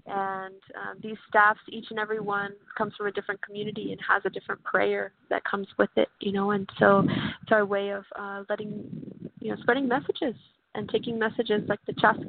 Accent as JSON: {"language": "English", "town": "San Antonio", "region": "Texas", "country": "United States", "tie": "born or raised there", "said": "I'm Kickapoo and Carrizo Come Crudo from Texas, and I'm born and raised in San Antonio"}